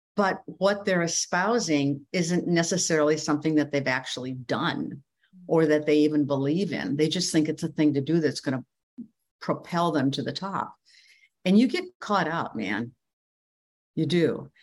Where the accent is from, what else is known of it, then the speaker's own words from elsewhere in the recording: Midwest, United States; moved away as an adult; also born or lived in Iowa / New York City; I grew up in the Midwest